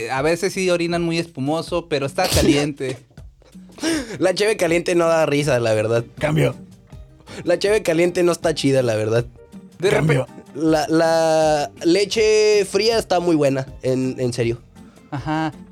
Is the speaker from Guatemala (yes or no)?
no; Oaxaca, Mexico; Yo de repente, como le digo, yo soy de Oaxaca, y entonces allá lo que hacíamos era eh, pues una tradición azteca